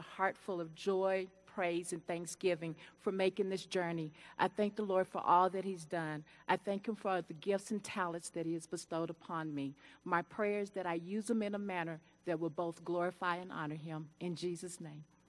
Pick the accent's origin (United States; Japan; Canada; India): United States; Albuquerque, New Mexico; I am from Albuquerque, New Mexico